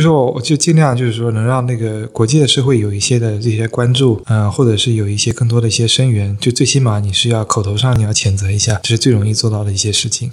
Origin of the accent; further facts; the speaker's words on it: China; now in Perth, Australia; 我们大陆人